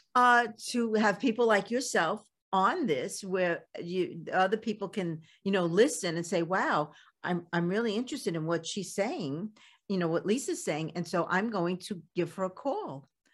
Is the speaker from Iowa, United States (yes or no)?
no; New York City, New York, United States; accent: Brooklyn; I still have my Brooklyn accent and it still comes out